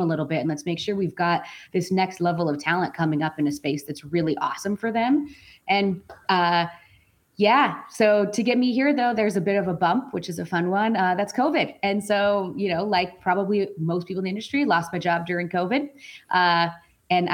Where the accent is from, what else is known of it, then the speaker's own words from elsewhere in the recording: Colorado, United States; moved away as an adult; also born or lived in British Columbia; now in Seattle, United States; I was born and raised in Colorado.